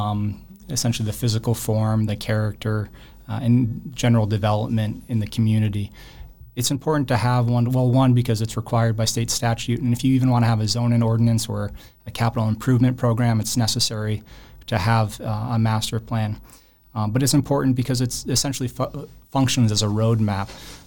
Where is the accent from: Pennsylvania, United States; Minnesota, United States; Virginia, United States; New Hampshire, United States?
New Hampshire, United States; Milford; when I moved back to my hometown, which was Milford at the time